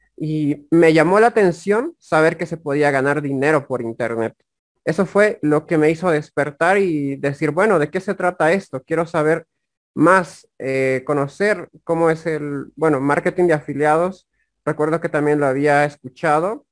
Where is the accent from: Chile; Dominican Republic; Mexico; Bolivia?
Bolivia; La Paz; Soy del país de Bolivia. Soy del Departamento de La Paz